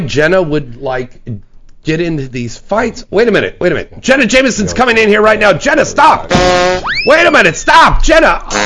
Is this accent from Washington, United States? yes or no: no; San Jose, California, United States; moved away; San Jose, California, my hometown